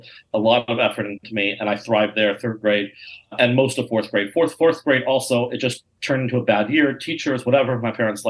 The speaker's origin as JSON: {"language": "English", "region": "Colorado", "country": "United States", "tie": "born or raised there", "said": "I grew up in Colorado, and we'd drive to Nebraska or Las Vegas or whatever. And my parents would sit in the back, and we'd sit on the seating area and have Shabbos meal. And we'd make Kiddush going down the highway."}